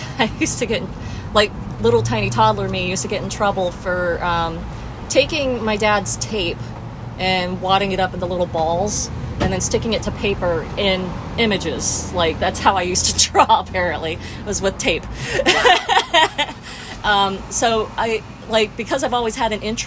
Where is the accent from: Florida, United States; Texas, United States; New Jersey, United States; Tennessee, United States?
Florida, United States; Orlando; I grew up where Avalon is now